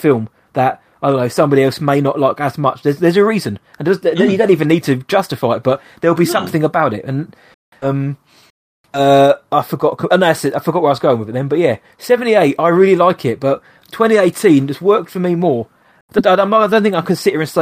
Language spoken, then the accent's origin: English; England, United Kingdom; I'm English